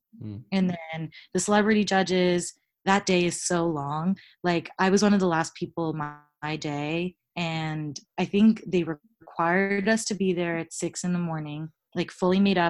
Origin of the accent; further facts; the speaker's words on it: Tampa, Florida, United States; also born or lived in New York / Boston; now in Los Angeles, United States; I'm from Tampa